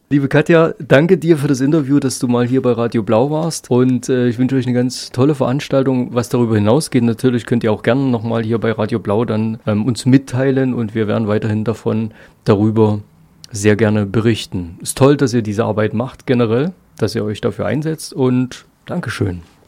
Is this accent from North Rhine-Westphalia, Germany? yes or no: no; Saxony, Germany; bei uns in Sachsen